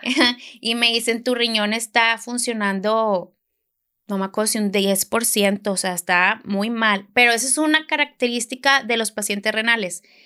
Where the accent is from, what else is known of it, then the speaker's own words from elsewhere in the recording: Hermosillo, Sonora, Mexico; now in Monterrey, Mexico; soy de Hermosillo, vivo aquí en Monterrey desde hace muchos años